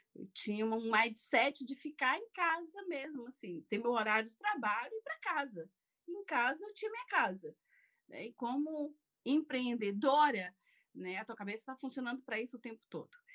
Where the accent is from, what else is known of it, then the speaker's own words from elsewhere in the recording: interior of Maranhão, Brazil; moved away as an adult; also born or lived in Fortaleza, Brazil; now in France; nasci numa cidade muito pequena do interior do Maranhão, né? E com 19 anos fui morar em Fortaleza.